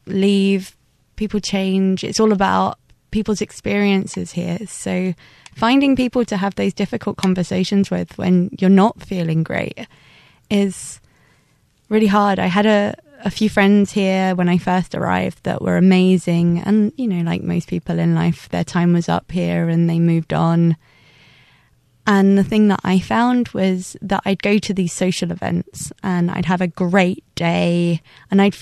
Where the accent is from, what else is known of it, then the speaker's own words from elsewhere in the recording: London, United Kingdom; moved away as an adult; now in Taiwan; I'm from London. I'm a teacher here at the moment